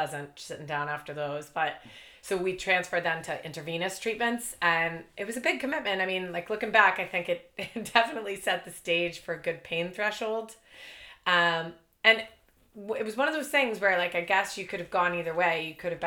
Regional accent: Boston, Massachusetts, United States; moved away as an adult; also born or lived in Ireland / Thailand; now in Northern Ireland; I grew up in Boston. Yeah. I was born in Boston

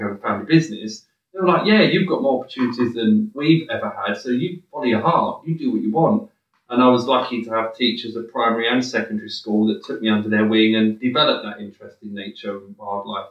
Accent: Romford, London, United Kingdom; I grew up in Romford.

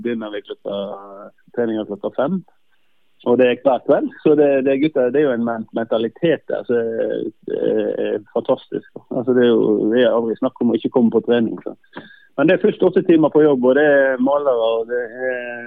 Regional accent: Norway; moved away as an adult; now in Faroe Islands; det er nok litt andre forutsetninger i, i Norge og der jeg kommer fra

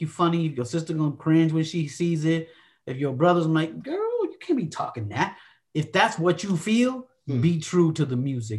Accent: Phoenix, Arizona, United States; I've been in Phoenix all my life, repping the 602. You feel me? Phoenix, Arizona, always

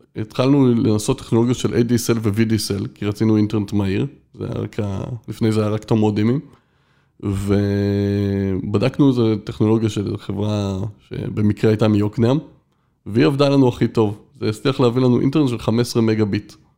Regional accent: Israel; עד כיתה ב' הייתי בבית ילדים

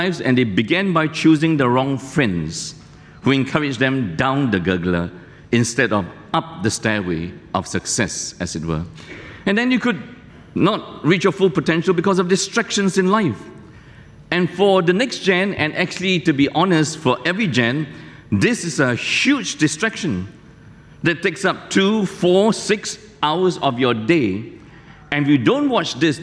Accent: near Malacca, Malaysia; moved away; I took my test many years ago in Malacca, close to my hometown

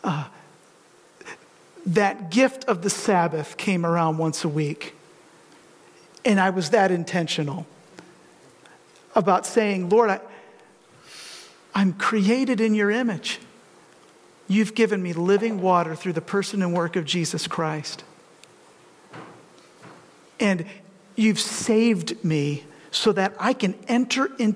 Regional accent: Detroit, Michigan, United States; now in Grand Rapids, United States; I grew up in the Detroit area, actually between Ann Arbor and this Metro Detroit

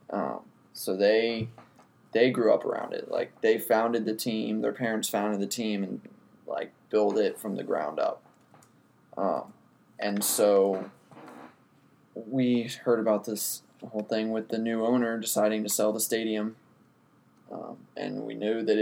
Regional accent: Charleston, United States; I'm from Charleston.

